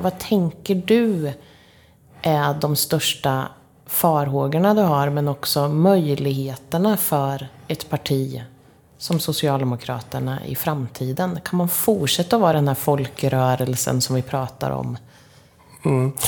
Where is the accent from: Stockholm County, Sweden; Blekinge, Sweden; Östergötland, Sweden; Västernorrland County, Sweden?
Östergötland, Sweden; Linköping; vi Linköpingsbor